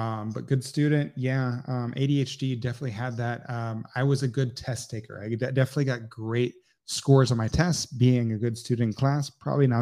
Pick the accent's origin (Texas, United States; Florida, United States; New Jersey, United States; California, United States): Texas, United States; Houston; also born or lived in Beaumont, Texas / Port Arthur, Texas; really grew up most of my life in Houston, Texas.